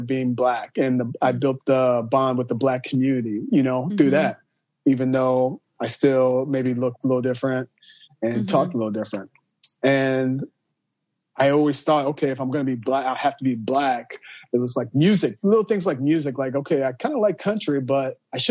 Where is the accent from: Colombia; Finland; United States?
United States; Marion, Illinois; now in Chicago, United States; I'm from Southern Illinois, Marion, Illinois. People that don't know where that's at, it's right on the border of Illinois and Kentucky. So I grew up in a very, like, right there by Kentucky